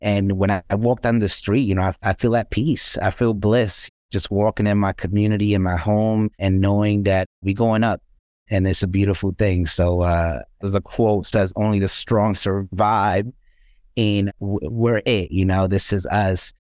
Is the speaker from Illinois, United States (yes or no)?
no; New York City, New York, United States; I was born and raised here in the South Bronx